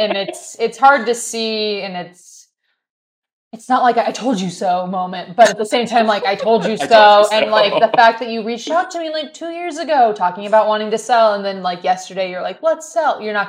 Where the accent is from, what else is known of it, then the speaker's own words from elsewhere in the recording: California, United States; moved away as an adult; I'm from California and I, you know, was there for 22 years of my life and it's too expensive for me to go back there.